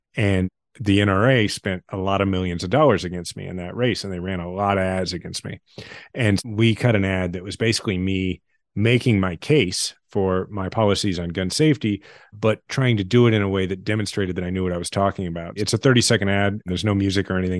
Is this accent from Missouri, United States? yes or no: yes; Kansas City, Missouri, United States; also born or lived in Washington, D.C.; my kids are sixth generation Kansas Cityans. I love my hometown